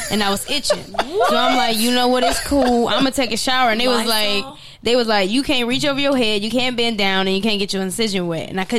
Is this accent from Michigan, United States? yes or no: no; Cleveland, Ohio, United States; moved away as an adult; now in Los Angeles, United States; I'm from Cleveland